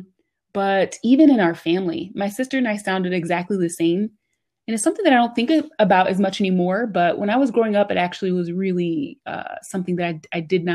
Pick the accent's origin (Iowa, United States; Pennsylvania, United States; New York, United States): Pennsylvania, United States; Yeadon; also born or lived in Philadelphia, Pennsylvania; I was born in Philly, but I grew up in the burbs. So I grew up in Yaden, which is like right out of Southwest Philly